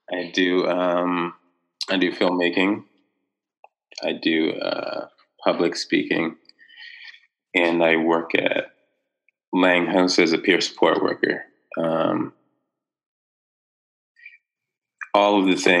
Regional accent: North Preston, Nova Scotia, Canada; I grew up in North Preston. I lived there for most of my life.

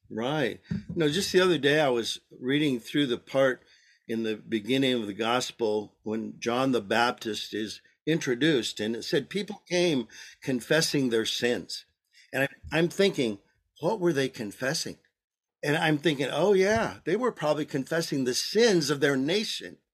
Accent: Michigan, United States; also born or lived in Arizona; now in Maricopa, United States; both my wife and I were born and raised in Michigan

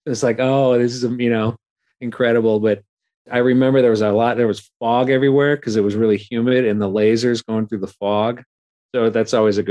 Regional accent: Milwaukee, Wisconsin, United States; I'm from Milwaukee

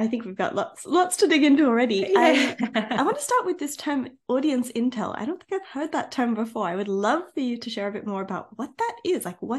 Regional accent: Australia; now in Europe; I'm an Aussie in Europe.

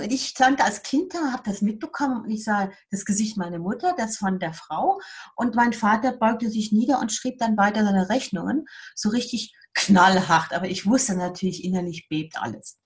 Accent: Siegburg, North Rhine-Westphalia, Germany; moved away as an adult; now in Bern, Switzerland; Ich bin äh, aus der Nähe von Köln

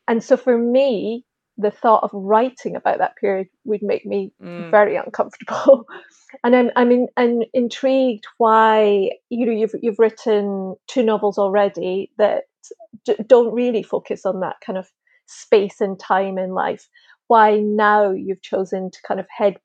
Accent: Linlithgow, Scotland, United Kingdom; A place called Linlithgow, which is outside of Edinburgh.

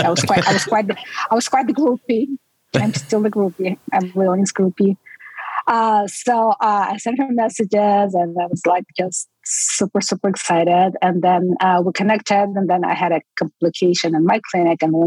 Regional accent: Estonia; moved away as an adult; now in United States; I'm from Estonia

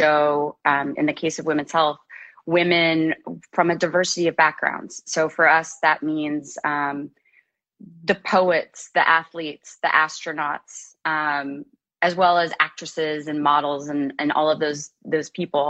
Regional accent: Kansas City, United States; I grew up in the Midwest in Kansas City playing sports, basketball, tennis, and soccer.

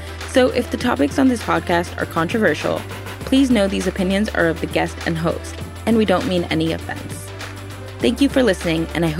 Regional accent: California, United States; I grew up in Southern California, so I knew you long before.

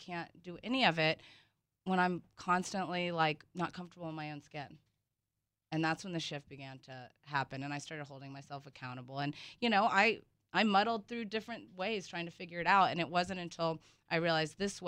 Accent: the South, United States; I'm from the South

